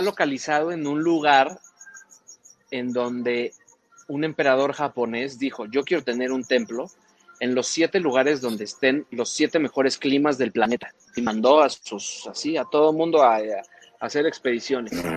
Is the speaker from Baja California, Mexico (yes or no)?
no; Mexico City, Mexico; Yo soy del Distrito Federal